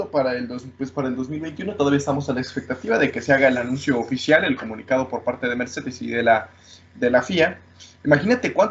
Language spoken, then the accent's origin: Spanish; Mexico; sí, sí porque, porque soy mexicano, pero también porque analizo la Fórmula 1